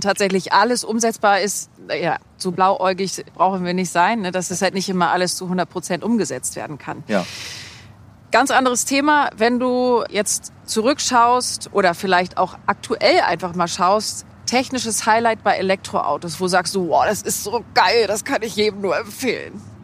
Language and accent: German; Hamburg, Germany; in Hamburg, da wo ich herkomme